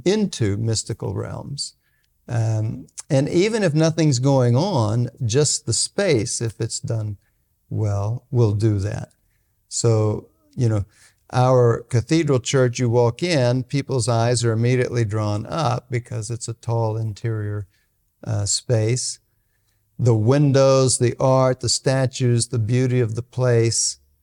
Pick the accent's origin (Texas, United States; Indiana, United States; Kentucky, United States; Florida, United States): Texas, United States; Bryan; moved away as an adult; now in Tulsa, United States; I grew up in Bryan, Texas. It's a small town